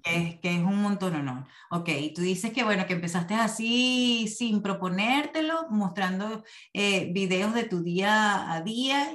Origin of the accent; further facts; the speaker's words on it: Venezuela; moved away as an adult; now in Phoenix, United States; soy comunicadora venezolana residenciada en Phoenix, Arizona